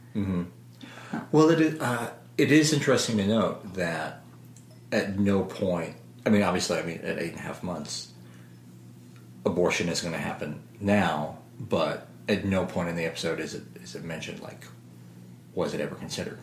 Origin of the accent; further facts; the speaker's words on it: Southern Illinois, United States; moved away; this was my hometown, Southern Illinois